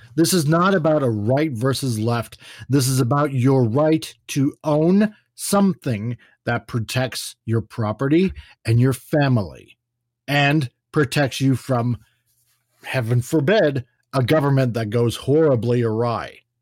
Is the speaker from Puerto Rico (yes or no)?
no; Canada; my perspective as a Canadian looking at America, but also our experiences up here in Canada where we do have gun control